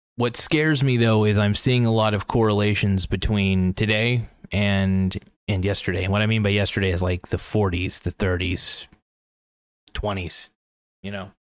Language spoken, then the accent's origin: English; United States; I'm an American.